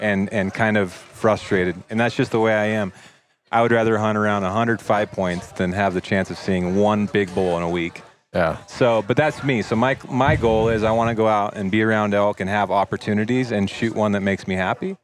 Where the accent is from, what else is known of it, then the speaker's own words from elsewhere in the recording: Western Oregon, United States; I grew up in Oregon, Western yeah. Oregon